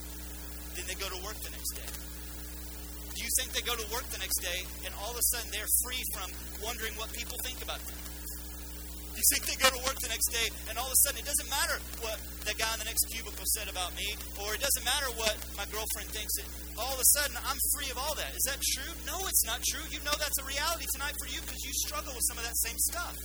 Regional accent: United States; we're Western and we're American

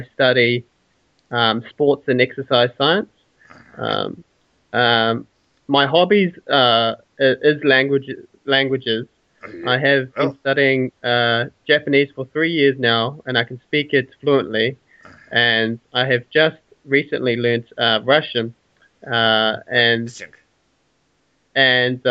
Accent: Tauranga, Bay of Plenty, New Zealand; also born or lived in Auckland, New Zealand; now in Invercargill, New Zealand; I was born in Tauranga, which is in the North Island

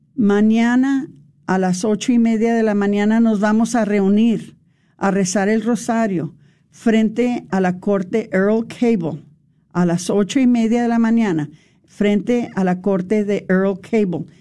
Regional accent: Mexico; para nosotros como los mexicanos

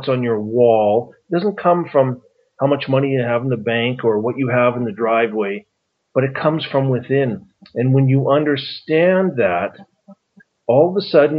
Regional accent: Calgary, Alberta, Canada; also born or lived in Grande Prairie, Alberta; I was born in Grand Prairie and grew up in Calgary

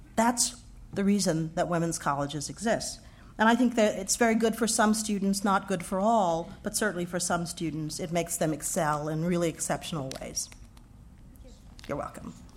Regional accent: Houston, Texas, United States; moved away as an adult; I grew up in Texas.

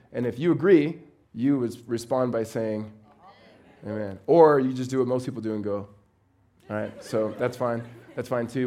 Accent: Los Angeles, California, United States; moved away as an adult; now in Phoenix, United States; I am originally from Los Angeles

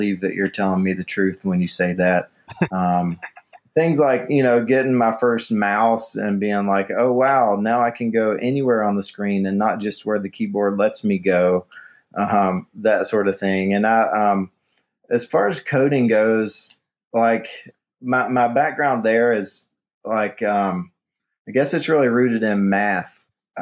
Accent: Kingsport, Tennessee, United States; now in Asheville, United States; I grew up in East Tennessee, a town called Kingsport

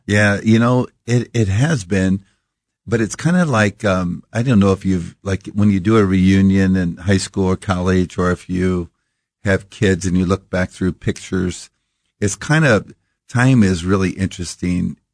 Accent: Iowa, United States; we grew up in Iowa

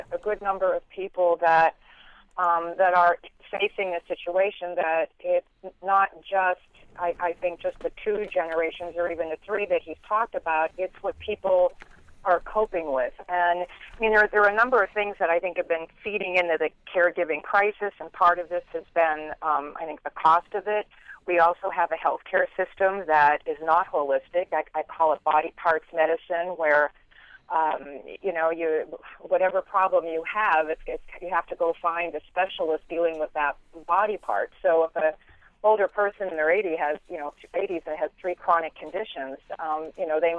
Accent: Erie, Pennsylvania, United States; moved away; also born or lived in Phoenix; the farm that I grew up on up in Erie

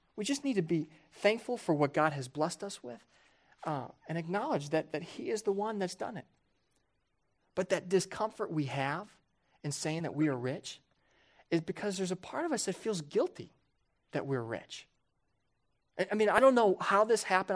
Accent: Johnson County, Kansas, United States; moved away; I never, growing up there, viewed myself and my family as very wealthy.

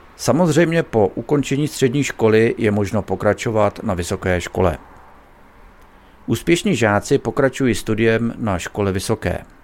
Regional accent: Bohemia, Czechia; U nás v Čechách

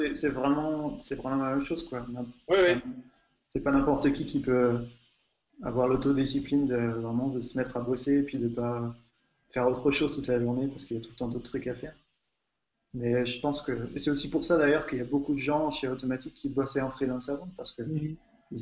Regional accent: France; now in Hungary; je suis français, je vis en Hongrie

